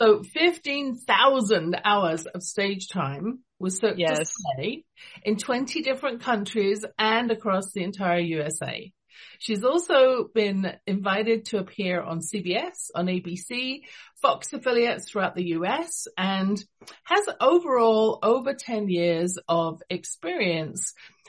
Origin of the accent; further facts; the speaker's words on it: London, United Kingdom; also born or lived in England; now in Calgary, Canada; You can tell from my accent, I wasn't born in Canada. I was born in London, England